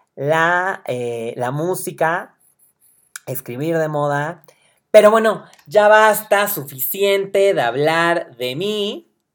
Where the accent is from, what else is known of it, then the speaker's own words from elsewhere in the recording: Puebla, Mexico; Soy poblano